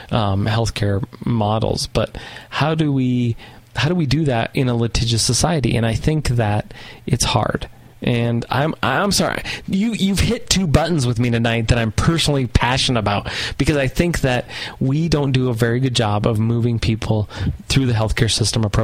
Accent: the South, United States; And I'm from the South and I can prove it.

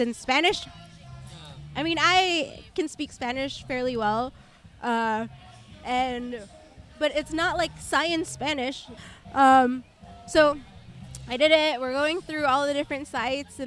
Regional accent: Philippines; I'm a Filipino

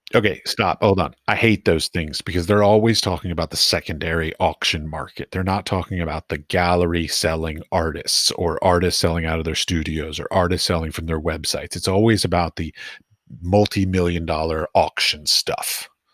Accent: East Coast, United States; moved away as an adult; also born or lived in Iowa / San Francisco / Middle East; now in Europe; I grew up, I grew up on the East Coast

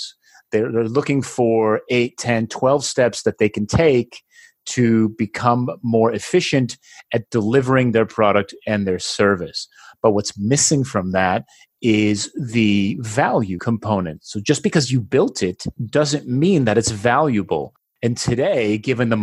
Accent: New Jersey, United States; now in Barcelona, Spain; I am originally from New Jersey. Today, I live in Barcelona, Spain

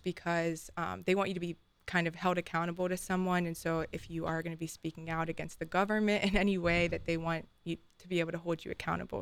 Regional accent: Columbus, Ohio, United States; born and raised in Columbus, Ohio

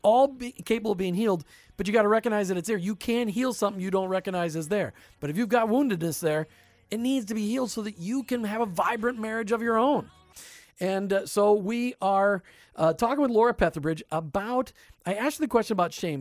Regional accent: Minnesota, United States; there wasn't a single family on my block that was divorced growing up in Minnesota

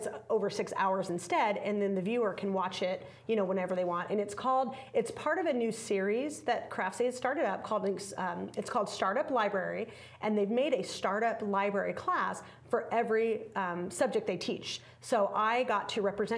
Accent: Las Vegas, Nevada, United States; I'm from Las Vegas, and when I first started teaching in Las Vegas many years ago

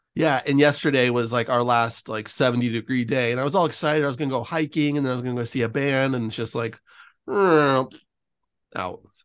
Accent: San Francisco, California, United States; now in Los Angeles, United States; I grew up in San Francisco, so I'm very used to fog and cold and dreary

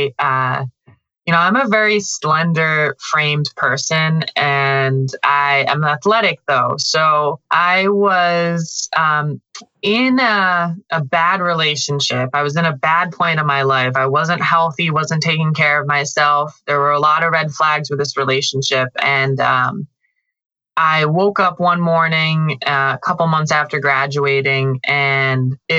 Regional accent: Western Massachusetts, United States; moved away; I grew up in the countryside of Western Massachusetts. Very rural, little town

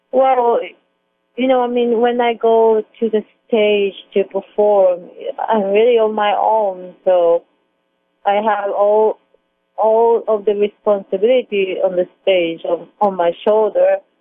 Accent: Hamamatsu, Shizuoka, Japan; English is a second language; moved away as an adult; my hometown Hamamatsu, Japan

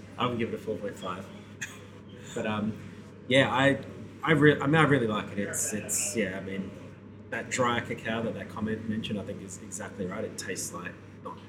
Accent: Perth, Western Australia, Australia; moved away; Perth, my hometown.

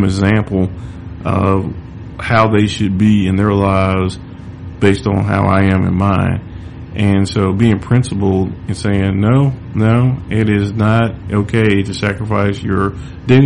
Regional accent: the South, United States; I'm born and raised in the South

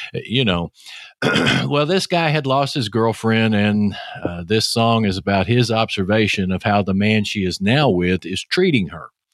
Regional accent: Texas, United States; accent: Texas; your host, with that Texas accent.

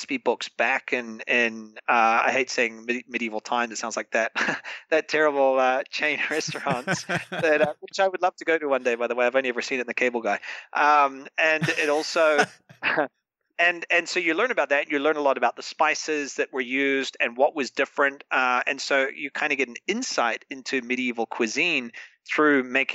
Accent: New Zealand; now in Madrid, Spain; as a New Zealander, as a Kiwi

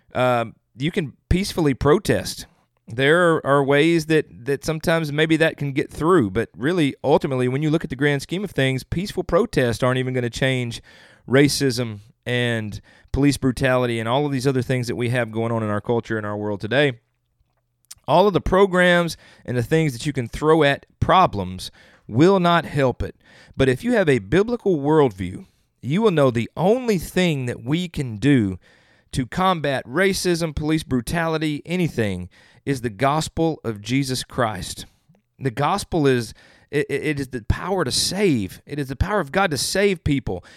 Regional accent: the South, United States; I'm from the South

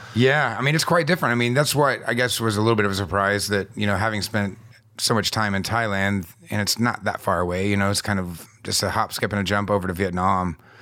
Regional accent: United States; as an American having, you know, you, the, the blue passport

